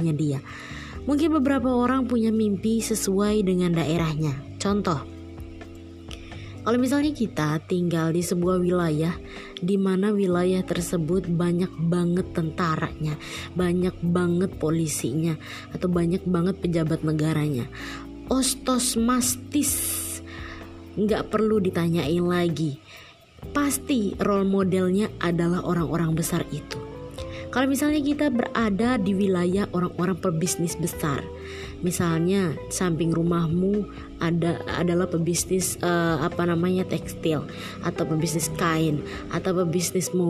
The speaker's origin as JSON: {"language": "Indonesian", "town": "Malang", "region": "East Java", "country": "Indonesia", "tie": "born or raised there", "said": "aku besar di Malang juga kan, kuliah di Malang hampir 6 tahun setengah."}